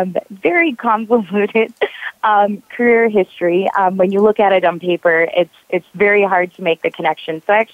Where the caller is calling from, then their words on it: West Hollywood, California, United States; So I am calling from West Hollywood, from a cute little boutique hotel overlooking the Hollywood Hills.